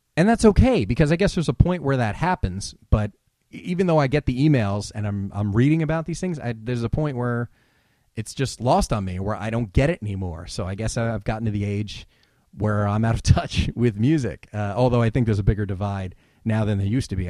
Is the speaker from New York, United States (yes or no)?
no; New Jersey, United States; now in California, United States; I grew up in New Jersey, which is obviously on the East Coast